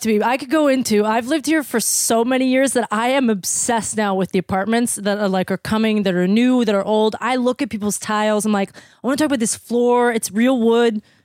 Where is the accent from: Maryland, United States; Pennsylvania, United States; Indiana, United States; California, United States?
Pennsylvania, United States; Pittsburgh; moved away; I was born and raised in Pittsburgh, Pennsylvania